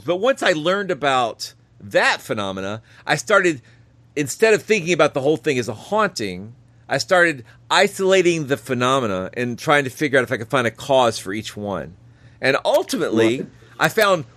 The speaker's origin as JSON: {"language": "English", "town": "Cartersville", "region": "Georgia", "country": "United States", "tie": "born or raised there", "said": "my hometown of Cartersville, Georgia"}